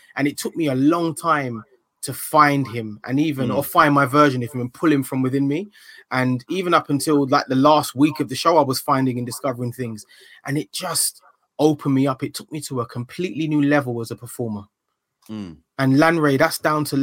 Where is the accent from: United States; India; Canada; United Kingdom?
United Kingdom; London; also born or lived in Ilford; when I grew up in Hackney